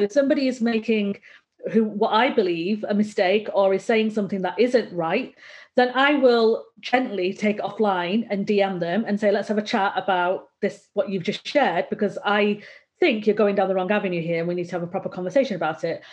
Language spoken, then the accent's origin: English; Bolton, North West England, United Kingdom; I'm from Bolton in, in North in Northern England